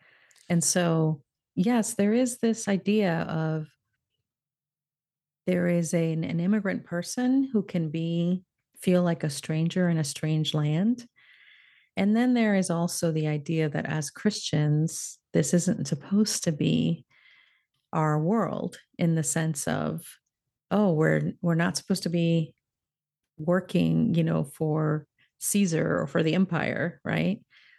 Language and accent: English; Florida, United States; now in California, United States; I moved from Florida to California, where I had not lived since I was a very little girl. And it was quite a culture shock for me even to make that move. Because suddenly I'd been in a place where Cuban Americans were the majority and Puerto Ricans.